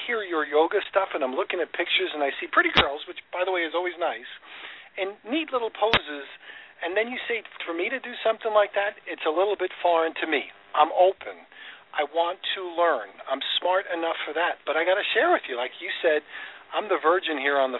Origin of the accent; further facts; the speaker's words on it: Long Island, New York, United States; I grew up in New York, too. And around, I grew up on the island